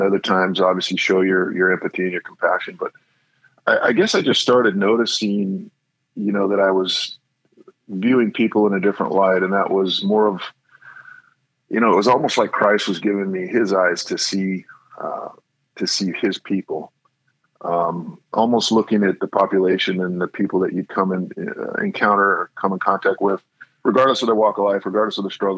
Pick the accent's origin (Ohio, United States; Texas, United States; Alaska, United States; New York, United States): Alaska, United States; Kodiak; moved away; I grew up, predominantly spent my time growing up in Alaska, actually, Kodiak, Alaska